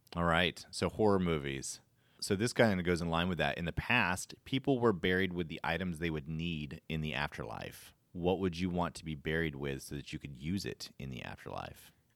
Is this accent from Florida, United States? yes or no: yes; Florida, United States; I grew up in Florida